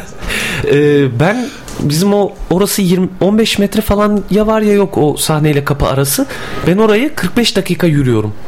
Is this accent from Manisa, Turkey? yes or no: no; Adana, Turkey; now in Bursa, Turkey; aslen de Mardinliyim ama doğma büyüme Adanalıyım.